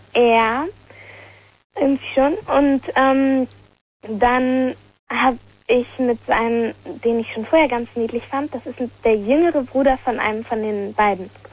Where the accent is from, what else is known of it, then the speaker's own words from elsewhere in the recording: Lower Saxony, Germany; ich komme aus Niedersachsen